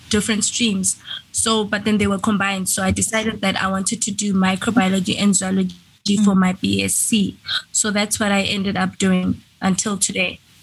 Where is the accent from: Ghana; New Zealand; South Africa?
South Africa; Venda, Limpopo; I am a South African. I was born in South Africa, Limpopo, in a place called Venda.